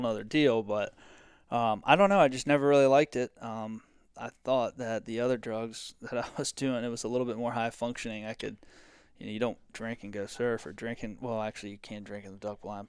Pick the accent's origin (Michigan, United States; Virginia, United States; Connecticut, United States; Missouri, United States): Virginia, United States; Virginia Beach; I'm from Virginia Beach, Virginia.